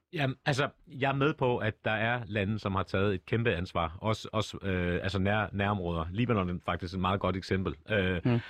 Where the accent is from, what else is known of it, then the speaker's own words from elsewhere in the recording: Copenhagen, Capital Region of Denmark, Denmark; accent: Copenhagen; jeg er født og opvokset på Nørrebro